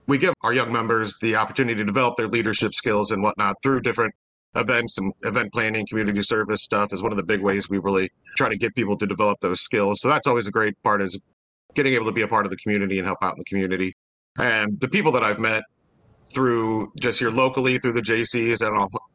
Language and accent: English; St. Charles, Missouri, United States; I was born and raised here in St. Charles. I've lived here almost 40 years now